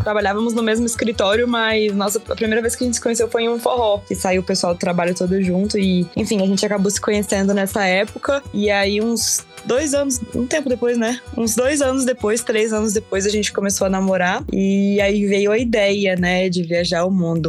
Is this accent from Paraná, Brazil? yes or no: no; Vitória, Espírito Santo, Brazil; moved away as an adult; also born or lived in São Paulo; Eu sou capixaba de Vitória, Espírito Santo